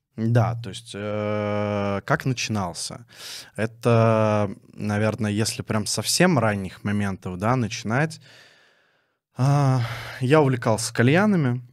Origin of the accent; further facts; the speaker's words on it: Dzerzhinsk, Nizhny Novgorod Oblast, Russia; now in Nizhny Novgorod, Russia; Я родился в городе Дзержинск, Нижегородской области